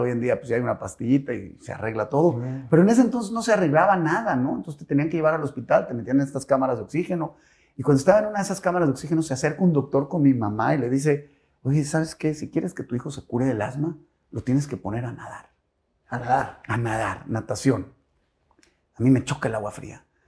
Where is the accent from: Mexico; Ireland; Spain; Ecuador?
Mexico; Monterrey, Nuevo León; also born or lived in Mexico City; yo tenía 5 o 6 añitos y decidió mi papá venirse a vivir a Monterrey